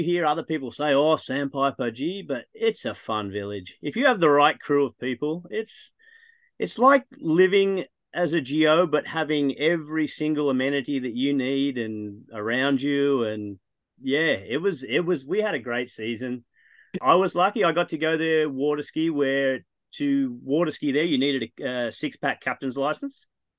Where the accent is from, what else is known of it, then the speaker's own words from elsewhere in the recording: Texas, United States; fellow Texan.